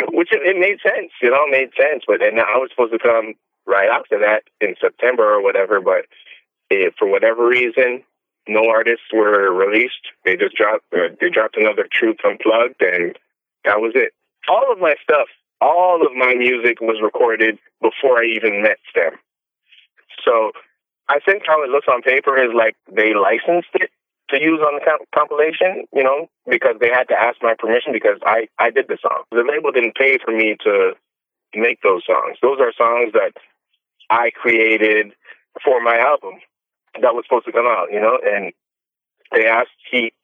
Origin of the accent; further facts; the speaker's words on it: Toronto, Ontario, Canada; I'm from Canada. I'm from Toronto.